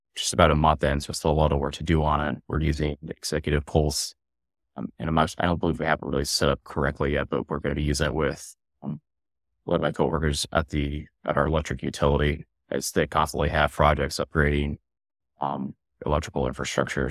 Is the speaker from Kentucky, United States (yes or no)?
no; Columbus, Ohio, United States; moved away as an adult; now in Norwood, Massachusetts, United States; I growing up in Columbus, I'm a big Columbus crew and Columbus Blue Jackets fan